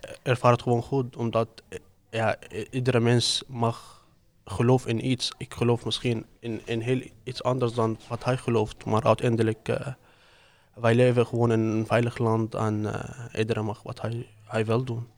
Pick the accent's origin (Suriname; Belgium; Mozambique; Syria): Syria; now in Ede, Netherlands; Ik kom uit Syrië. Ik woon in Oede